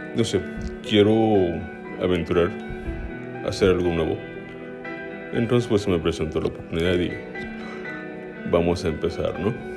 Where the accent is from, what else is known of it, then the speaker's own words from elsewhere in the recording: State of Mexico, Mexico; now in Guadalajara, Mexico; soy del Estado de México. Actualmente radico en la ciudad de Guadalajara